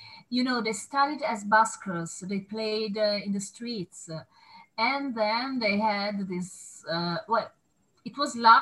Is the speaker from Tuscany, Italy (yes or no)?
yes; Florence, Tuscany, Italy; I'm based in Florence. I was born here, and I absolutely love my hometown